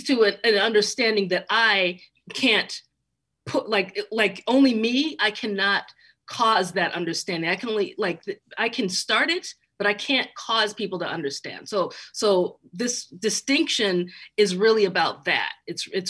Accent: Chicago, Illinois, United States; born or raised there

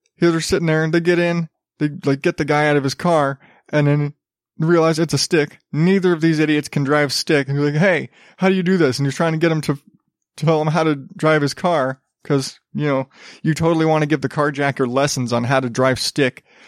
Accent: Arizona, United States; growing up in Arizona

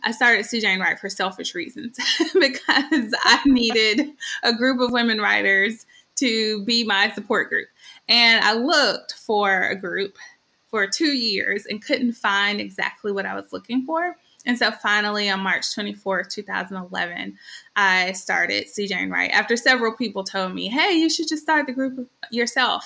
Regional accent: Birmingham, Alabama, United States; moved away as an adult; also born or lived in Louisville, Kentucky; I am originally from Birmingham, but I lived in lots of different places, including Louisville, Kentucky

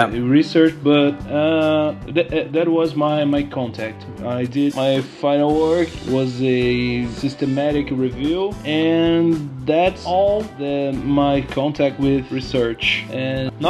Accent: Curitiba, Paraná, Brazil; I'm from Brazil, Curitiba

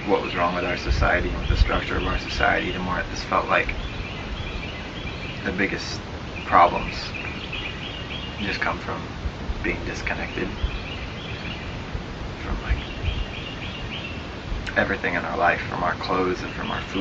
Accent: Atlanta, Georgia, United States; now in North Carolina, United States; I grew up in Atlanta

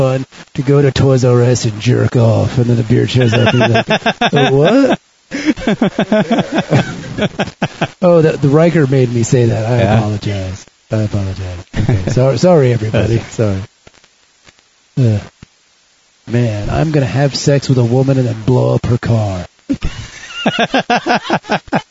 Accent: United States; we're American nerds

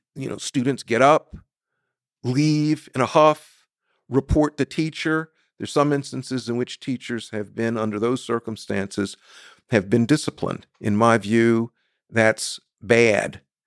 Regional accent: South Carolina, United States; I was born in the Deep South, South Carolina.

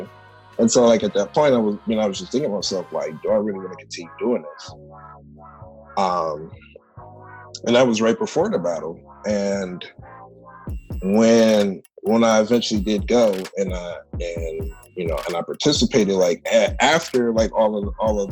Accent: Cleveland, Ohio, United States; moved away as an adult; now in Chicago, United States; I'm originally from Cleveland, Ohio. I moved here to Chicago about 5 years ago.

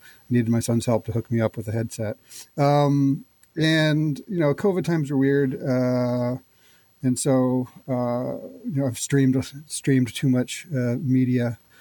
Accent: Canada; as a Canadian uh, growing up in the 80s

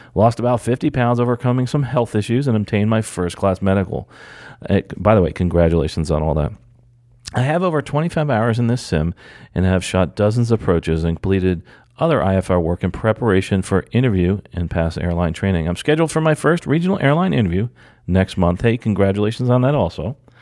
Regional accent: New Jersey, United States; moved away; I'm actually from New Jersey

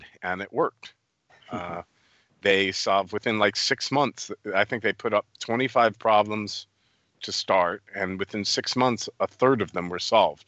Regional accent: United States; moved away as an adult; also born or lived in New York, United States / Poland; I'm an American

